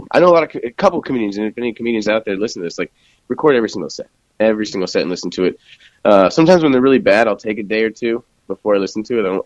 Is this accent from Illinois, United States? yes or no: yes; Chicago, Illinois, United States; now in Chicago, United States; I'm kind of from Chicago anyway, and all of my family's there.